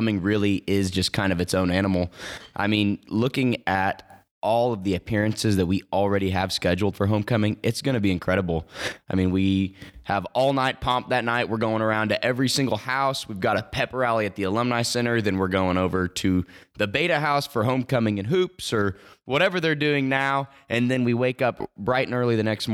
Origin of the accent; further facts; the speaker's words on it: Stillwater, Oklahoma, United States; I'm from Stillwater. I was born here